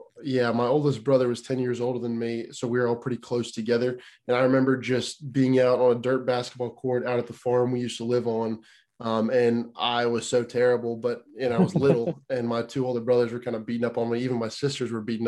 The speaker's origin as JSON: {"language": "English", "region": "Tennessee", "country": "United States", "tie": "born or raised there", "also_born_or_lived": "Pennsylvania / Clay County, Tennessee", "said": "When I was five, I moved to Tennessee"}